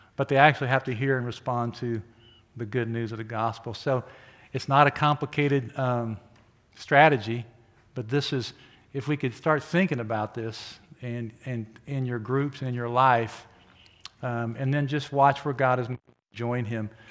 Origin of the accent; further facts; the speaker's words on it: Oklahoma, United States; moved away as an adult; now in Wichita, United States; I grew up in Oklahoma and came here to go to school